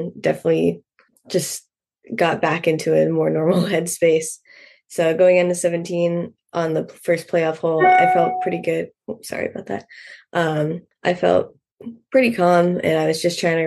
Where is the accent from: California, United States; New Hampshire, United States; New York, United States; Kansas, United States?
New Hampshire, United States; Hampstead; I grew up in Hempstead, New Hampshire